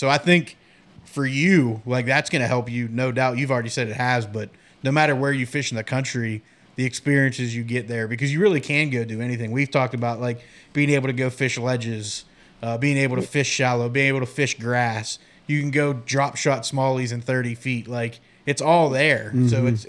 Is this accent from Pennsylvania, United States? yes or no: yes; Pennsylvania, United States; now in North Carolina, United States; I grew up in Pennsylvania, so fishing the Great Lakes, and you know, when I moved to North Carolina